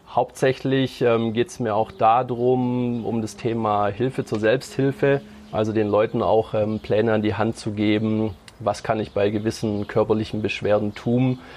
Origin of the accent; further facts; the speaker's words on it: Stuttgart, Baden-Württemberg, Germany; born there; Also geboren bin ich in Stuttgart, quasi also in der Schwabenhauptstadt, waschechter Schwabe, auch wenn es sich ähm, nicht so anhört